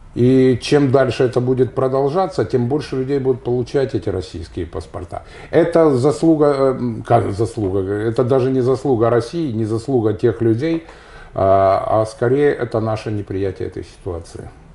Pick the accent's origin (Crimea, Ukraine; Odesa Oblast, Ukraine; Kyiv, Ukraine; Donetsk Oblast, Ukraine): Donetsk Oblast, Ukraine; Donetsk; moved away; Я уроженец Донецка, у меня до сих пор донецкая